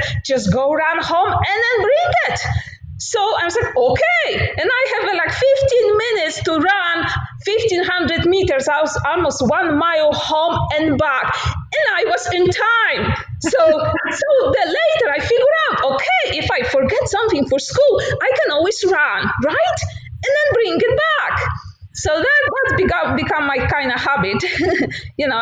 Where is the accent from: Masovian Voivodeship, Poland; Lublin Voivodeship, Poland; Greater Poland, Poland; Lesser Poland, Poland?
Lublin Voivodeship, Poland; Tarnogród; English is a second language; moved away as an adult; now in United States; I'm originally from Poland, small village, Tarnogród, very close to Belarus in Ukraine. So I grew up walking everywhere.